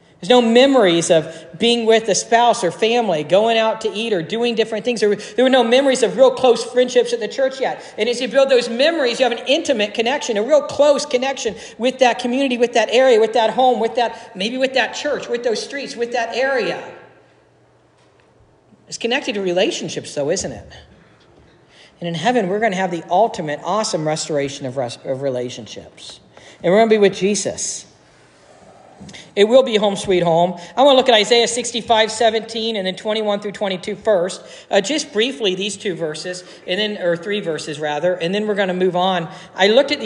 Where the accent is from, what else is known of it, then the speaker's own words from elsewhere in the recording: Dayton, Ohio, United States; also born or lived in Northmont area, northwest of Dayton; I grew up in Dayton